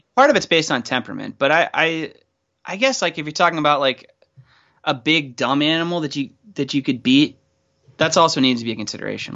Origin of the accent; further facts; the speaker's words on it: Pittsburgh, Pennsylvania, United States; Growing up in Pittsburgh